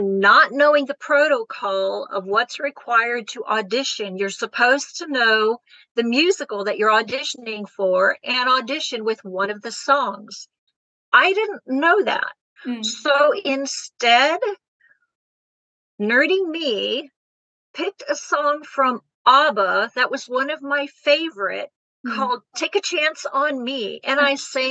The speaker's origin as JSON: {"language": "English", "country": "Germany", "tie": "born or raised there", "moved": "yes", "lives_now": "United States", "said": "I was born and raised in Germany"}